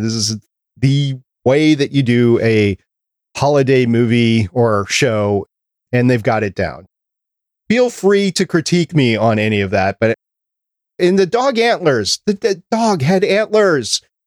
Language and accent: English; Minnesota, United States; I grew up there up in Minnesota